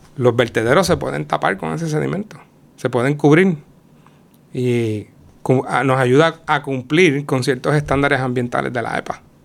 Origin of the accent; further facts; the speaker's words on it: Utuado, Puerto Rico; Yo soy del pueblo de Utuado